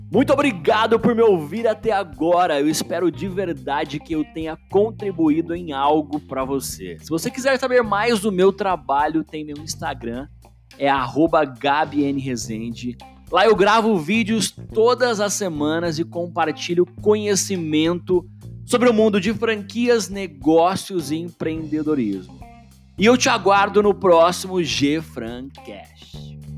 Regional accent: Brazil; nós brasileiros

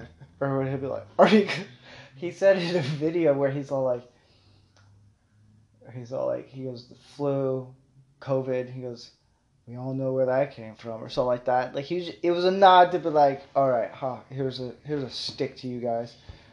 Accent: the South, United States; I am from the South

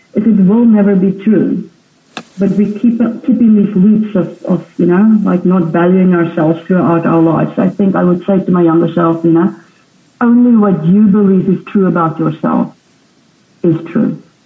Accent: South Africa; I was born in South Africa and on a farm.

